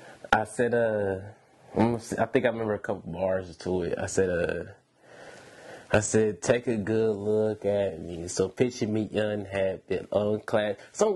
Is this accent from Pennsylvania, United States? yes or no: no; Milwaukee, Wisconsin, United States; now in Sacramento, United States; So, yeah, I'm from Milwaukee, Wisconsin, man. So, I moved out here back in, like